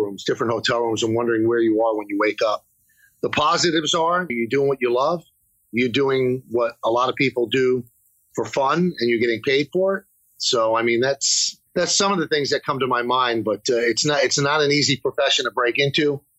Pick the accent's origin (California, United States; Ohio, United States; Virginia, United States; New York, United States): New York, United States; New York City; I'm a kid from the South Bronx